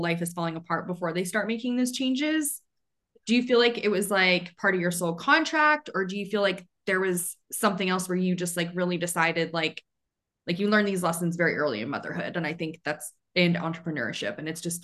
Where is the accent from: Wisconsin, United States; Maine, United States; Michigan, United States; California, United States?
Maine, United States; I'm from Maine